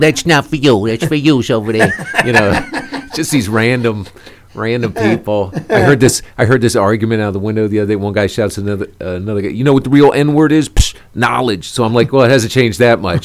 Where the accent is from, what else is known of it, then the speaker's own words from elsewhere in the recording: Washington, District of Columbia, United States; moved away as an adult; now in New York, United States; Originally from D.C., went to D.C. public schools